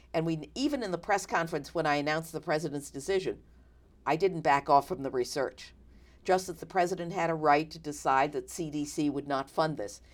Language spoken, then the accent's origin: English; New York, United States; moved away; I come from New York